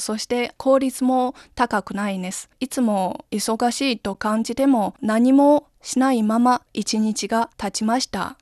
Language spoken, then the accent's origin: Japanese; Linyi, Shandong, China; Japanese is a second language; moved away as an adult; now in Beijing, China; 山東省の林沂市です